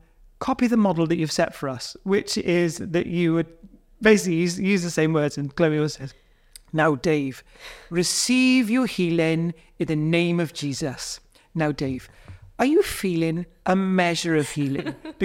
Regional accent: Bridgend, Wales, United Kingdom; born there; Yeah, I was born there. Well, I was born in Bridgend.

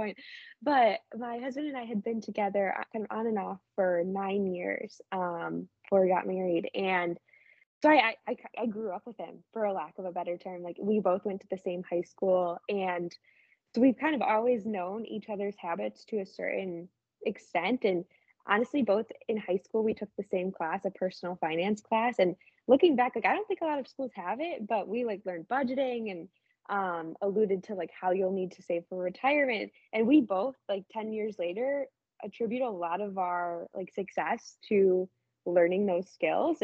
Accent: Midwest, United States; we're from the Midwest

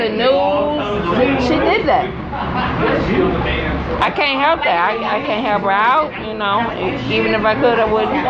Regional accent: Detroit, Michigan, United States; now in Texas, United States; I'm from Detroit, Michigan.

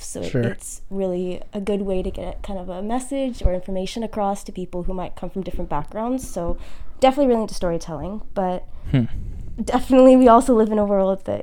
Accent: Salem, Oregon, United States; also born or lived in Ohio / New York; I grew up in Salem with Morgan

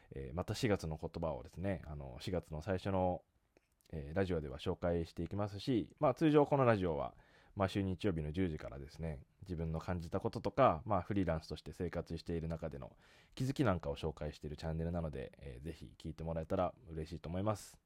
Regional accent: Japan; moved away as an adult; also born or lived in Australia; 遠くにある自分の出身の国の日本

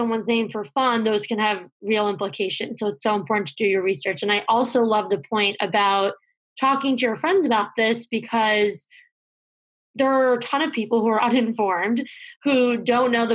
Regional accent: New Jersey, United States; moved away as an adult; now in North Carolina, United States; I'm from New Jersey and I'm registered to vote in New Jersey, but I'm living in North Carolina now

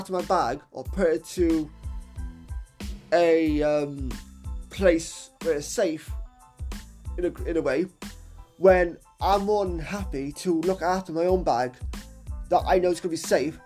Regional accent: Cardiff, Wales, United Kingdom; here in my hometown of Cardiff

